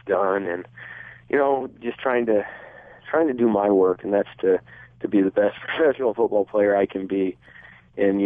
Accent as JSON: {"language": "English", "region": "Nebraska", "country": "United States", "tie": "born or raised there", "said": "I grew up in Nebraska"}